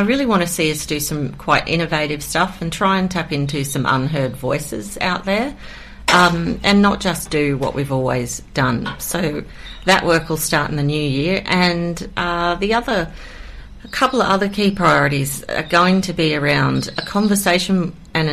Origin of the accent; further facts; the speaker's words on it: Queensland, Australia; now in Kiama, Australia; I'm from Queensland.